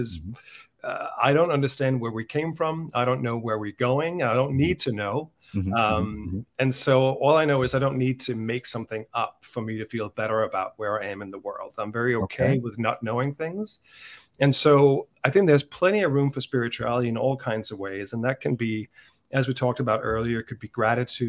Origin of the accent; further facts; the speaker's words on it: Denmark; moved away as an adult; also born or lived in Dublin, Ireland; now in United States; I was brought up in Denmark